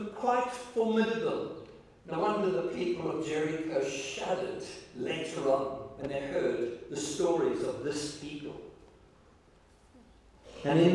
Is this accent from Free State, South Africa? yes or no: yes; Free State, South Africa; we come from the Free State